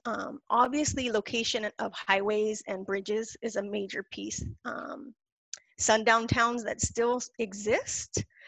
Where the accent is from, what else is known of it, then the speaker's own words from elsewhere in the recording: California Mexico border, United States; I was born near the California Mexico border